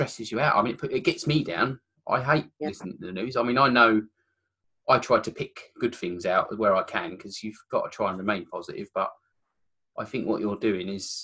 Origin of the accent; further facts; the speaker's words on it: Kent, South East England, United Kingdom; moved away; I'm from Kent originally